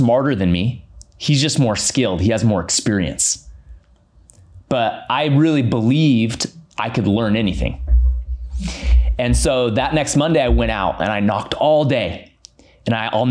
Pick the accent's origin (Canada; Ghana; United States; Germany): United States; Sacramento, California; born and raised in Sacramento